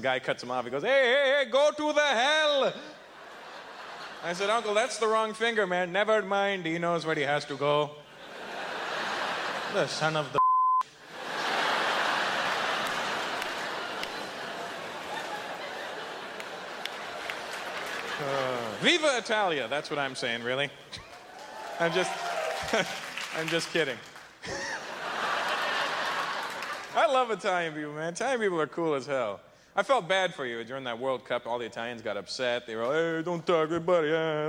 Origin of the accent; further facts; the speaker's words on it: Canada; I was born in Canada. Guess that makes me Canadian.